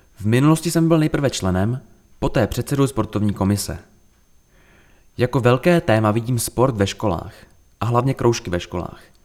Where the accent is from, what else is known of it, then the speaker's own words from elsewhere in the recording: Příbram, Central Bohemian Region, Czechia; Narodil jsem se v Příbrami, jsem ženatý a mám dvě děti.